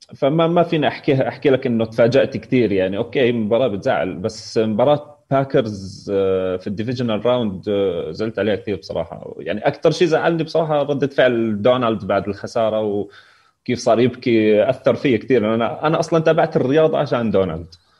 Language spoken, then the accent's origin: Arabic; Jordan; also born or lived in Palestine; انا من الاردن